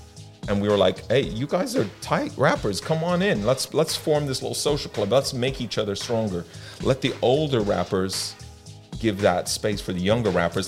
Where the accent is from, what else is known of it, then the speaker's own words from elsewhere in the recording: Ireland; born there; I was born in Ireland with a Californian mum and an Irish dad. So that's my weirdness in terms of my accent.